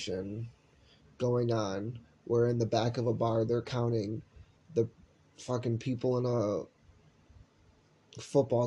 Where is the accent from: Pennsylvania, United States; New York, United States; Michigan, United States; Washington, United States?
New York, United States; Buffalo; I'm from Buffalo